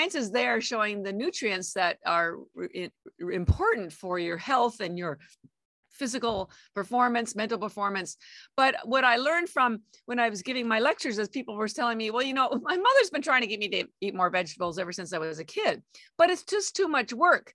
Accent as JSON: {"language": "English", "country": "Canada", "tie": "born or raised there", "moved": "as an adult", "lives_now": "Boston, United States", "said": "I am Canadian by birth, and I have an MBA and all my education was in Canada"}